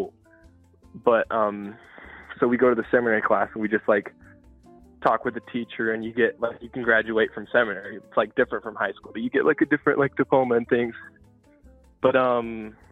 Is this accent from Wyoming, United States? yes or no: no; Utah, United States; I'm from Utah, and so all my friends are Mormon